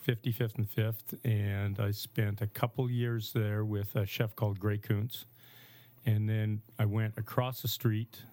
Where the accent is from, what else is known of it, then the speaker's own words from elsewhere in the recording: Saskatchewan, Canada; moved away; I grew up in Saskatchewan